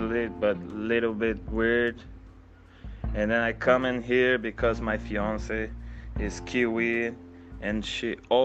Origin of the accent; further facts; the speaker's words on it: Brazil; moved away as an adult; now in Queenstown, New Zealand; I'm from Brazil, and then I have been living in Queenstown, New Zealand for the past 8 months.